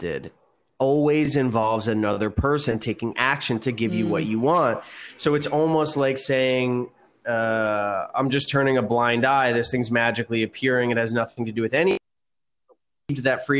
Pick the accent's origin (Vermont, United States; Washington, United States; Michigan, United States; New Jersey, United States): New Jersey, United States; South River; I grew up in New Jersey in a small town called South River